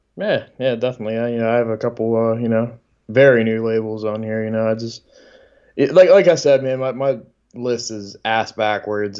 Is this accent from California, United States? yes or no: no; Delaware, United States; I'm from Delaware